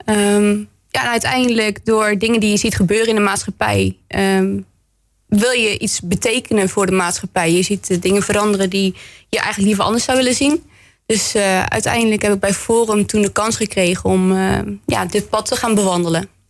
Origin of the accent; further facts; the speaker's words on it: Bergen op Zoom, North Brabant, Netherlands; moved away as an adult; now in Roosendaal, Netherlands; ik ben geboren en getogen in Berg op